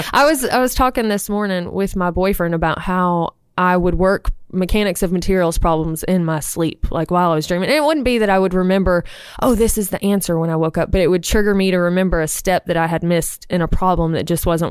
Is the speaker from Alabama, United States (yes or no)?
yes; Opelika, Alabama, United States; Opelika, real far away.